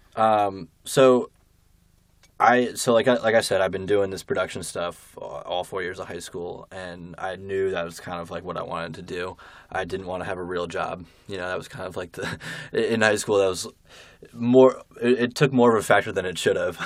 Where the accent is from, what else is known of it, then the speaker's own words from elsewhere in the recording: Berkeley Heights, New Jersey, United States; I'm from Berkeley Heights, New Jersey